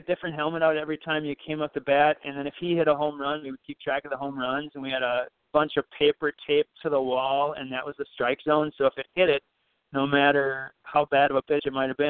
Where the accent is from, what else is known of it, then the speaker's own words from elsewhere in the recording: Belle Plaine, Minnesota, United States; moved away as an adult; now in Jordan, United States; I'm from Belle Plaine. Belle Plaine is where my heart is and will always be. But I've lived in Jordan for 14 years